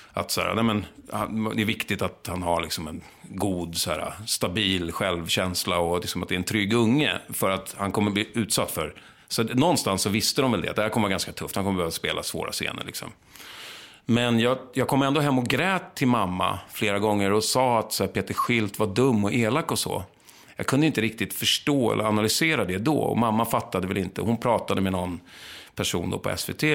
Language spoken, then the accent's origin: Swedish; Lidingö, Stockholm County, Sweden; accent: Lidingö; Jag var från Lidingö, lite så här övre medelklassunge.